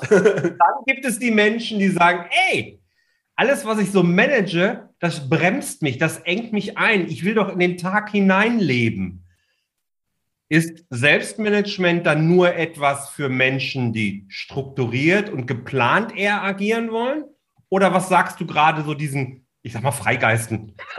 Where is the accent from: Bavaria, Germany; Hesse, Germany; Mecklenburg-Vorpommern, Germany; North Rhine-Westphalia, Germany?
North Rhine-Westphalia, Germany; Ruhr area; Also ich bin ja ein Kind des Ruhrgebiets, komme ja daher